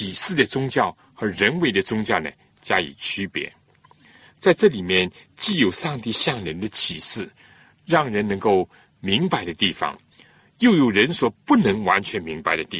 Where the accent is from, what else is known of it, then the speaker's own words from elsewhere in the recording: China; 我们中国人谈到宗教，都是。比较实用的